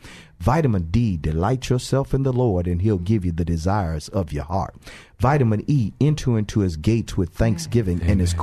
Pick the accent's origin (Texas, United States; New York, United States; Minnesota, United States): Texas, United States; we talked about both of us growing up in Fifth Ward. But we lived in what we called at the time the Coke Apartments, but they were actually the Clemmie Manor Apartments across the street from Finnegan Park.